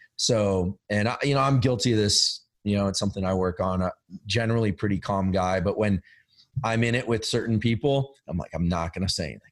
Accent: Silicon Valley, California, United States; I'm from Silicon Valley. I live in Silicon Valley

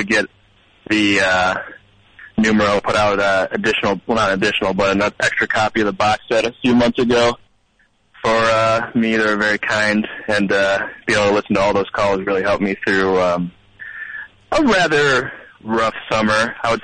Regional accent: New York, United States; also born or lived in Buffalo, New York; I'm not from New York. I'm from the state of New York

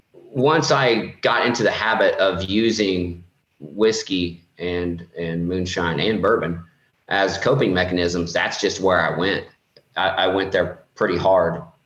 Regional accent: Indiana, United States; I'm from Indiana.

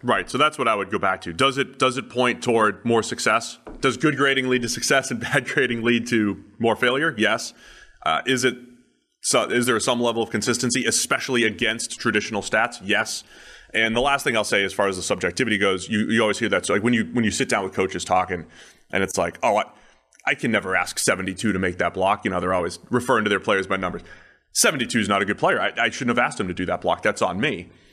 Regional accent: New England, United States; now in Cincinnati, United States; I grew up in New England

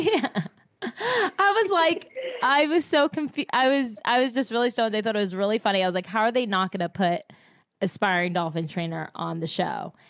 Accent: New Jersey, United States; I'm from Jersey

